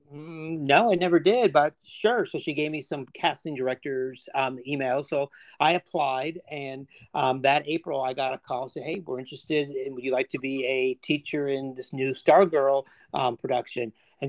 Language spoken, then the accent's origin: English; Chicago, Illinois, United States; moved away as an adult; also born or lived in Indiana; now in Georgia, United States; I grew up in Northern Chicago in the 80s.